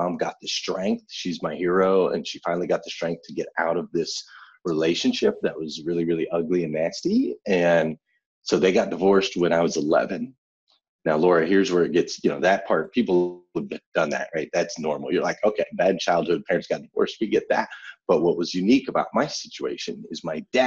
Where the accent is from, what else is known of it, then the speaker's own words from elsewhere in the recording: Flagstaff, Arizona, United States; I grew up in Flagstaff, Arizona